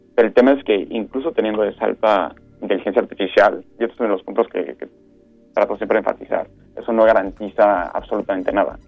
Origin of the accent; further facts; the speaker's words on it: Mexico; moved away; also born or lived in Europe; nosotros como mexicanos